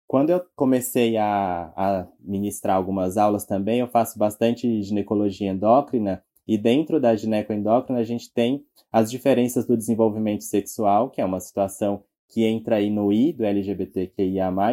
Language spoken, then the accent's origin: Portuguese; Teresina, Piauí, Brazil; moved away as an adult; now in São Paulo, Brazil; eu sou teresinense, eu nasci no Piauí